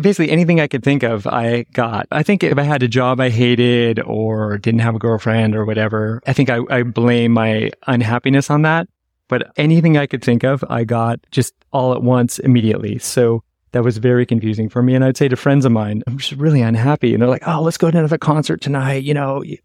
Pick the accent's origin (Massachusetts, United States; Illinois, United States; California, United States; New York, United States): California, United States; San Francisco; moved away; I'm originally from San Francisco